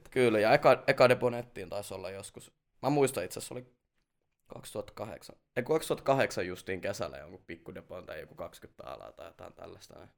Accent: Jyväskylä, Central Finland, Finland; Mä oon tota Jyväskylästä lähtöisin ja vieläkin tota, asun siellä ihan palisjalkainen Jyväskyläläinen. Et, 30 a... vuotta melkein kohta mennyt siellä.

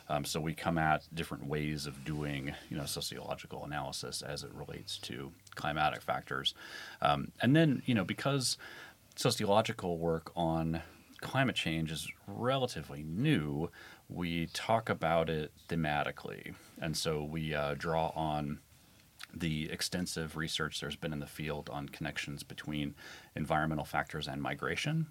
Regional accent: Midwestern U.S., United States; I'm from the Midwestern U.S.

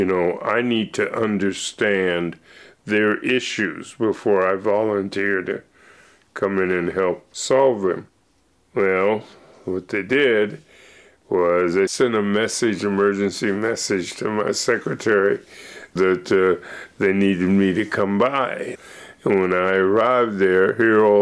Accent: Pittsburgh, Pennsylvania, United States; moved away as an adult; now in Seattle, United States; I was born in Pittsburgh, Pennsylvania, in Allegheny

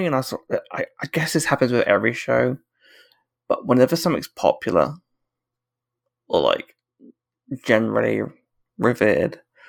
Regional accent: United Kingdom; as a British person

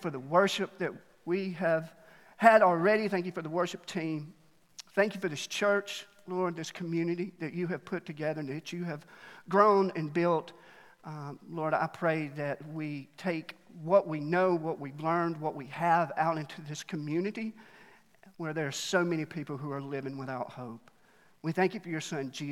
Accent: Alabama, United States; now in Mt. Juliet, United States; I was born there, and they just taught me how to cheer for national championships. That's all they did in school

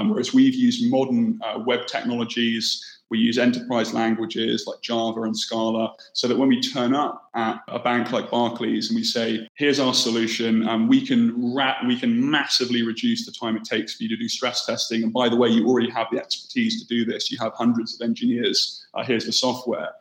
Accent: Bournemouth, South West England, United Kingdom; moved away as an adult; I grew up on the south coast in the UK, in a town called Bournemouth.

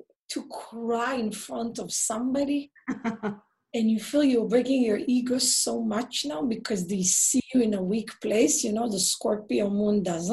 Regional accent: Israel; moved away; I grew up in Israel.

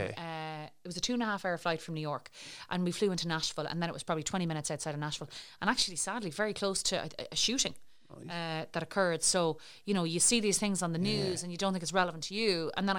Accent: Ireland; I'm Irish, that I'm European

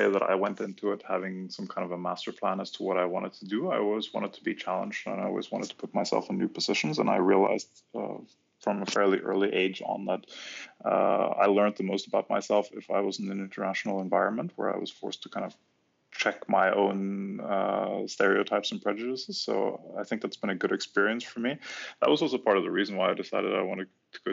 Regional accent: Norway; moved away as an adult; also born or lived in Germany / Brussels, Belgium; I was finally sort of hijacked back to my home country, Norway

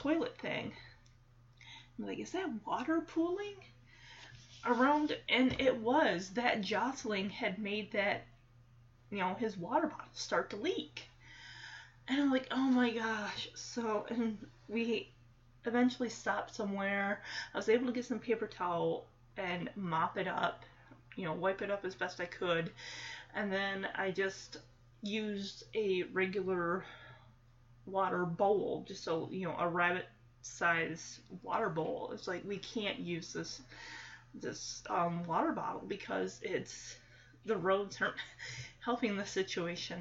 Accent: Michigan, United States; moved away as an adult; now in Texas, United States; moving from Michigan, my home state, to Texas.

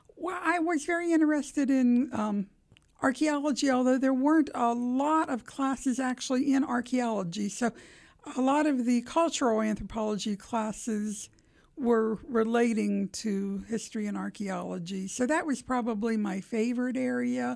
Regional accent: Steubenville, Ohio, United States; moved away as an adult; now in Columbus, United States; I'm originally from Steubenville, Ohio

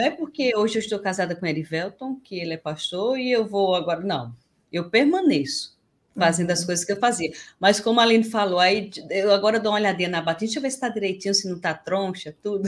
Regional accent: Campina Grande, Paraíba, Brazil; now in Natal, Brazil; Eu sou natural de Campina Grande

